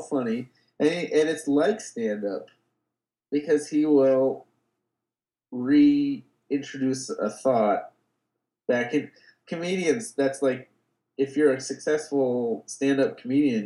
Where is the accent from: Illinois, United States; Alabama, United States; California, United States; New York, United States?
California, United States; Bay Area; I grew up in the Bay Area